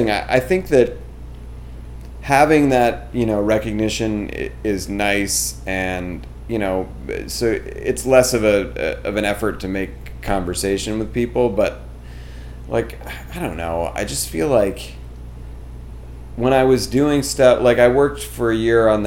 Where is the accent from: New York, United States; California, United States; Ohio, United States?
New York, United States; I'm I'm a New Yorker. The the comedy that I generate is inherently more real, right?